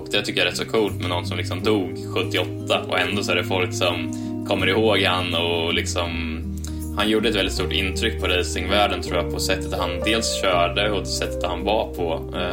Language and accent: Swedish; Sweden; jag kommer från Sverige